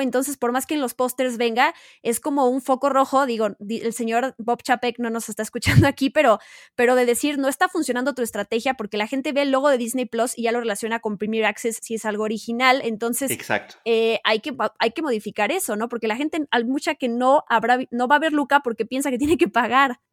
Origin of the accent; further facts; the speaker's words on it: Mexico; Nosotros, siendo mexicanos